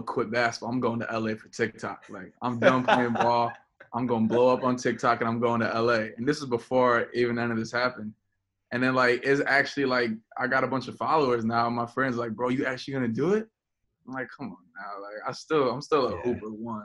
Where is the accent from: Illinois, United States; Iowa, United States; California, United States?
Illinois, United States; Chicago; I'm from Chicago